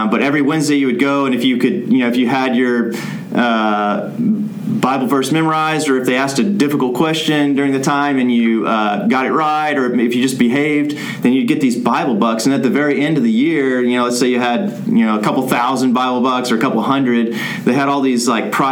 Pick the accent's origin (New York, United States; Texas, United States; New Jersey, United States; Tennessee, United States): Texas, United States; Plano; moved away as an adult; also born or lived in Córdoba, Argentina; now in Argentina; I grew up here in the Dallas area, out in the suburb, Plano